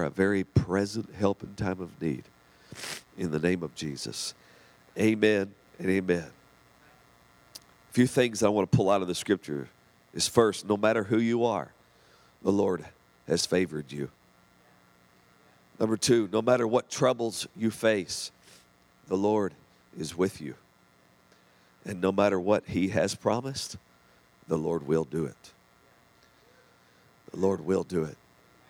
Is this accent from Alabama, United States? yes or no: no; southern Oklahoma, United States; we had my grandparents there in southern Oklahoma. And so we lived with them, and they watched me through the day